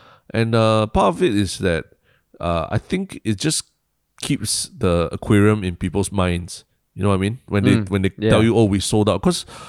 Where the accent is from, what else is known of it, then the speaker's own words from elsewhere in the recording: Singapore; so before I got really interrupted for being Singaporean